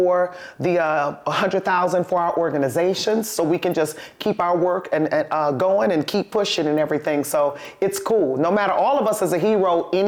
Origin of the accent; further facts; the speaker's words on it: Highland Park, Michigan, United States; I was born in Highland Park, too. Detroit Osteopathic Hospital